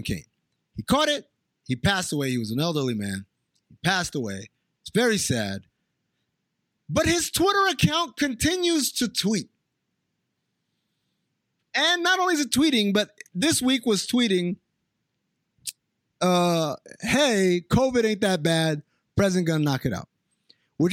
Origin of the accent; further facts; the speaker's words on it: Sudan; moved away; also born or lived in New York; I grew up in Sudan, and I grew up with a lot of Armenians